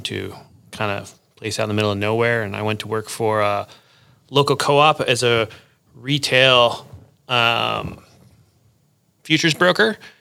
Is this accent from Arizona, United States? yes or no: no; Wisconsin, United States; moved away as an adult; also born or lived in Chicago, Illinois; now in Fort Collins, United States; I grew up in Wisconsin